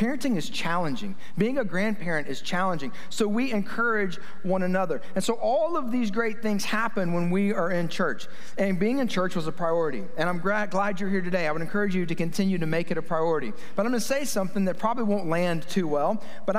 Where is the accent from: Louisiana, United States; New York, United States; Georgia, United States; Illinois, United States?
Georgia, United States; Kennesaw; 30 years ago, growing up in Kennesaw